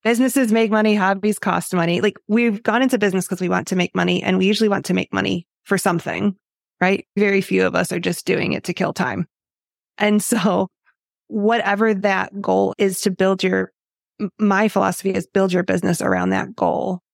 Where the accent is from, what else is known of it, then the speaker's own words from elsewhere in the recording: Illinois, United States; I grew up in Illinois